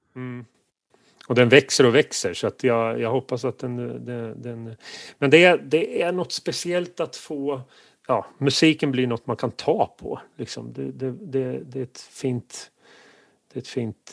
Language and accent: Swedish; near Kisa, Östergötland, Sweden; från Kisa som eh, ligger i eh, närheten där jag är uppvuxen